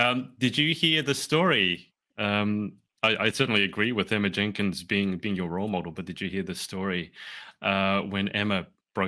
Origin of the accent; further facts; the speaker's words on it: Australia; I'm not mixed race, but I was born in Australia, lived my entire life in Australia, so I identify as Australian, but obviously I'm not Caucasian. So kind of knowing, am I Australian? Am I Chinese?